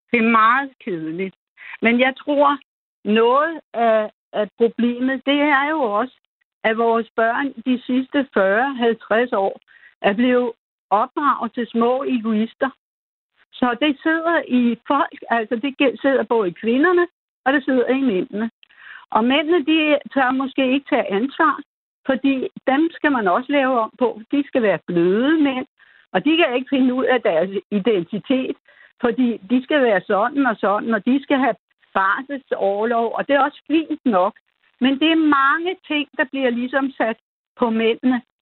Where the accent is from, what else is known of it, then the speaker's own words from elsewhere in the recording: Denmark; vi er jo danskere